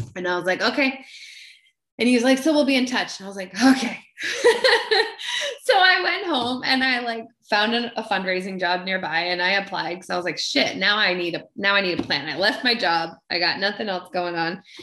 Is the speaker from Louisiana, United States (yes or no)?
no; Maine, United States; I'm, I'm from Maine and I'm from this really small town, but like at the time had 2000 people and one blinking red light